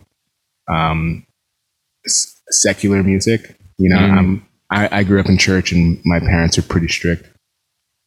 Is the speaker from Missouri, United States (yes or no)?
no; New York, United States; I grew up in New York